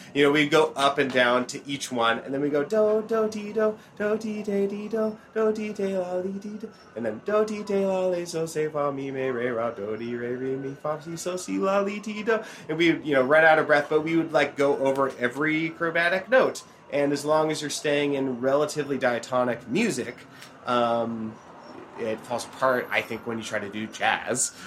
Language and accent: English; Oregon, United States; I grew up in Oregon